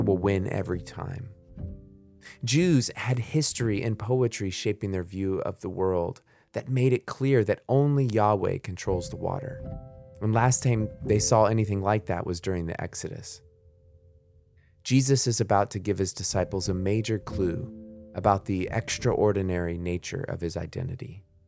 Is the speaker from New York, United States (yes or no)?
no; Florida, United States; I grew up in Florida